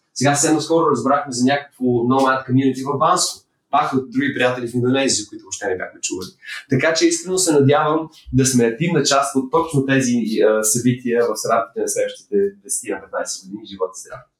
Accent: Bulgaria; като българи

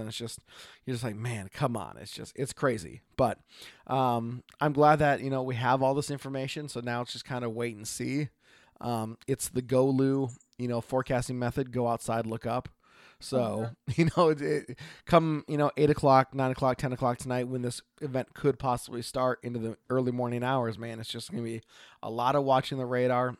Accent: Oregon, United States; I am … from Oregon.

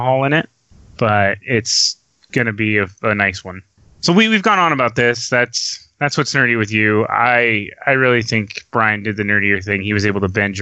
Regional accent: Southern California, United States; we are from Southern California

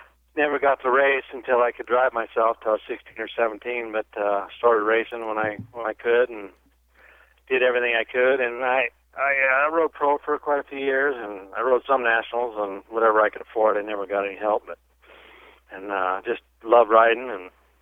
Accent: Oregon, United States; moved away as an adult; now in Texas, United States; I grew up in Oregon

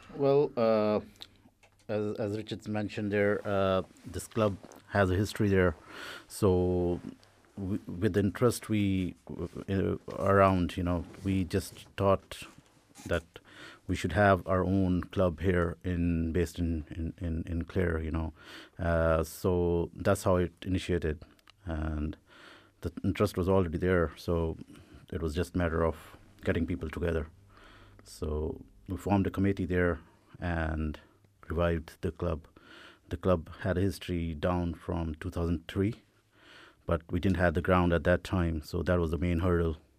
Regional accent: India; now in Ireland; I come from India

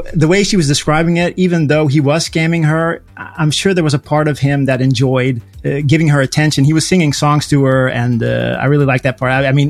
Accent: United States; now in Helmond, Netherlands; I speak English a lot in the weekend and stuff like that. So, and I grew up in America, so that should explain that.

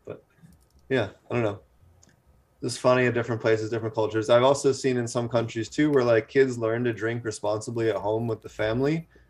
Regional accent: Philadelphia, Pennsylvania, United States; I was growing up on the East Coast in Philly

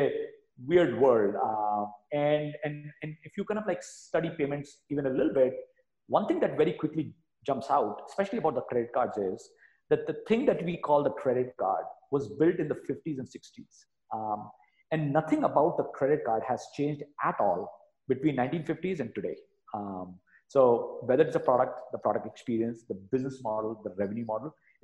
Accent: India; moved away as an adult; also born or lived in New York City, United States; I grew up in India, went to the US to go to grad school, and then ended up working on Wall Street for almost 10 years.

